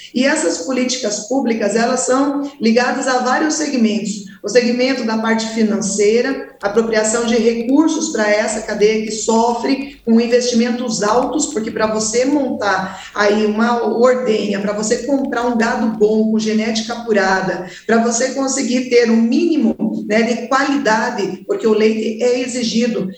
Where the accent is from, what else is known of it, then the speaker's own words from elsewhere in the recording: Castro, Paraná, Brazil; Eu que sou do estado do Paraná, da cidade que é chamada capital nacional do leite, Castro